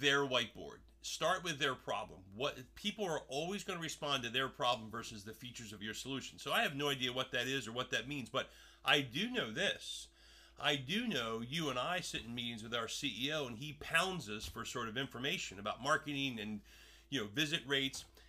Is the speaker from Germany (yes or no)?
no; Paulsboro, New Jersey, United States; I grew up in Jersey.